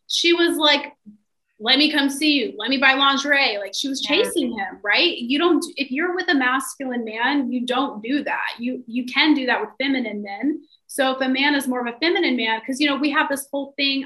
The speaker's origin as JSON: {"language": "English", "region": "the South", "country": "United States", "said": "I'm from the South, so I'm from like a really traditional like upbringing"}